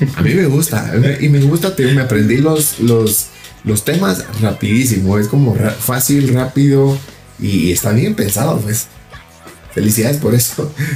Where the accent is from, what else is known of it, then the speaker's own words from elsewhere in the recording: Guatemala; yo soy de Guatemala